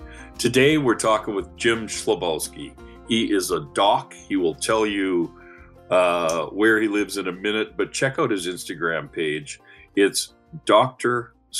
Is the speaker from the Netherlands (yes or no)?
no; Canada; I'm a Canadian journalist, chef, hunter, fisherman, and wild game cook.